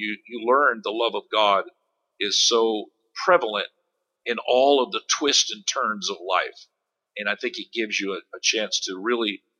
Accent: Space Coast, Florida, United States; I grew up here on the Space Coast.

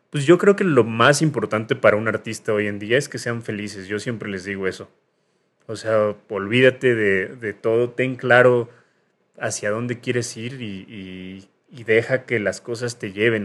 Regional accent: Mexico City, Mexico; yo soy de Lindavista

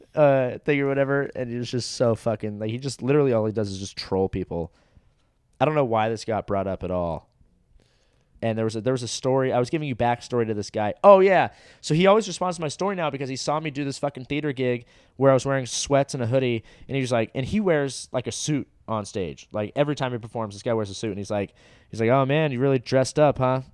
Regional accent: Orange County, California, United States; where I grew up in Orange County, g, my high school was

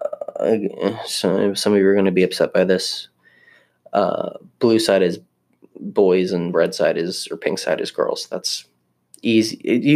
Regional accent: Maryland, United States; moved away; also born or lived in Florida; I grew up in Maryland, so I was very used to the cold and snow

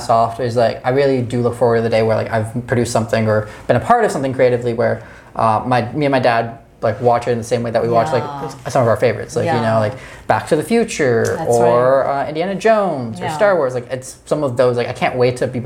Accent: London, Ontario, Canada; moved away; I grew up in London, Ontario, so it's it's a giant suburb city.

